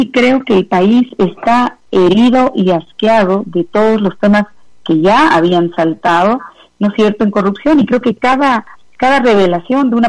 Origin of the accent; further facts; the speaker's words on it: Quito, Pichincha, Ecuador; eh, digamos, apenados y avergonzados, eh, creo que como quiteños y personalmente por esa por esas últimas noticias